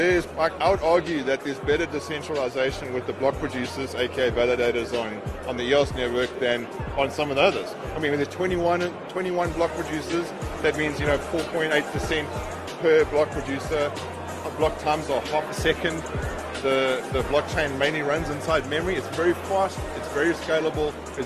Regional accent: South Africa; And I'm South African.

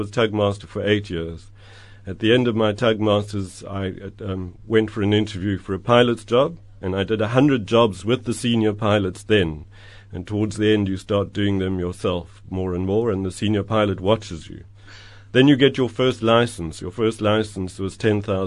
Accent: Free State, South Africa; moved away as an adult; now in Cape Town, South Africa; from when I was a little chap growing up in the Free State

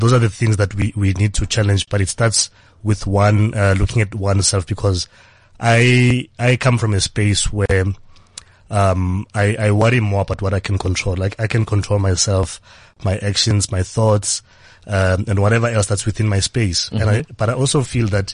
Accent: Johannesburg, Gauteng, South Africa; I'm a boy from Soweto, grew up in Soweto, Johannesburg

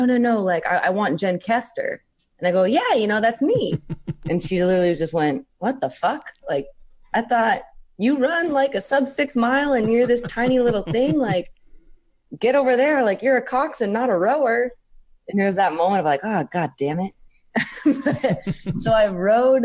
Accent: United States; they start us in elementary in the States here right around 4th grade

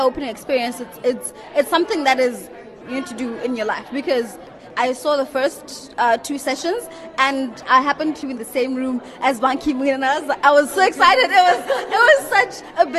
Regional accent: Botswana; from Botswana.

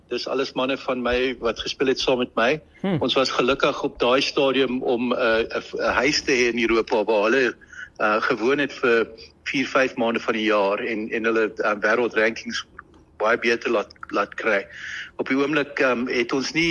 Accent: Northern Transvaal, South Africa; Ek kom selfs van van Noord-Transvaal af, Northern Sussex ons bekend is.

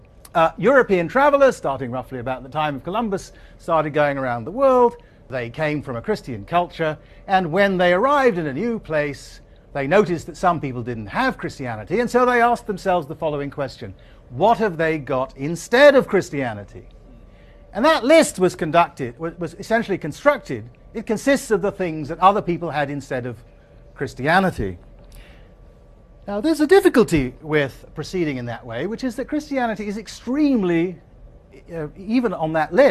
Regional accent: Asante, Ashanti, Ghana; the country that I grew up in, Ghana, the society that I grew up in, Asante

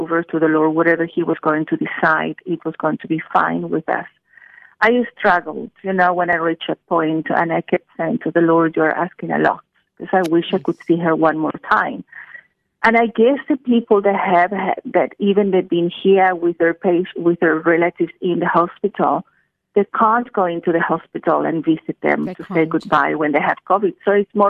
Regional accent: Chile; moved away; I'm from Chile in South America

